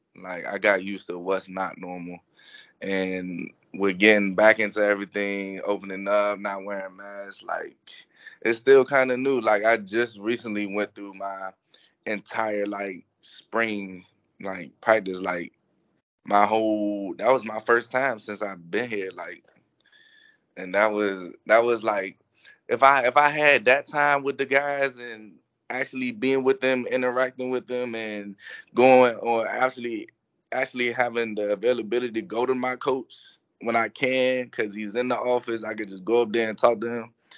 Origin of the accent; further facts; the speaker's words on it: Fort Washington, Maryland, United States; moved away as an adult; now in Gainesville, United States; I grew up right in Maryland